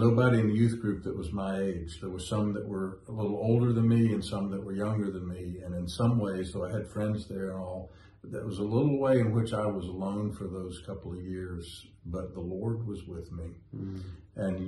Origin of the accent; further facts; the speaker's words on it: Winston-Salem, North Carolina, United States; moved away; It's actually my hometown, but we moved to Winston when I was 25